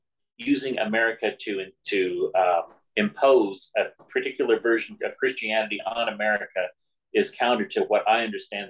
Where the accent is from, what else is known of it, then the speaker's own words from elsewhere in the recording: United States; Because I value being an American.